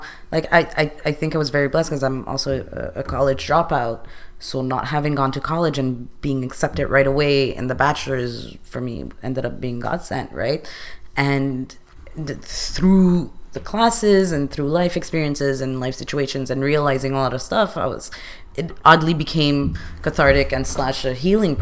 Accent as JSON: {"language": "English", "country": "Canada", "tie": "born or raised there", "said": "I am from a Middle East background. I am born in Canada"}